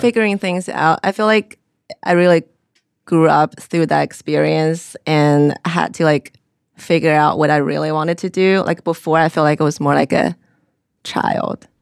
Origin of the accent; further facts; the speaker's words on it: Xi'an, Shaanxi, China; moved away as an adult; also born or lived in South Carolina; originally I'm from China